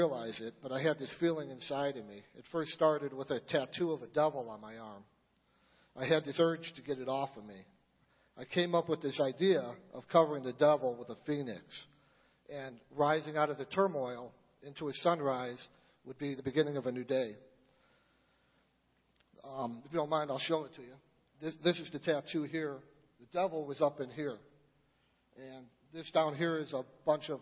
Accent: Niles, United States; I grew up in Niles.

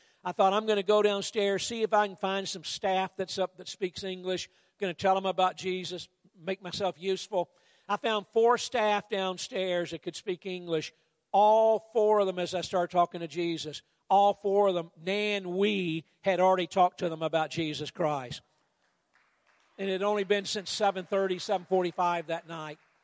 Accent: United States; I'm from the States

